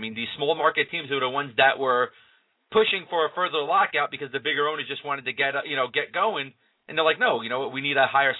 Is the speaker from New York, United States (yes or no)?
yes; New York, United States; you and I, both New York products.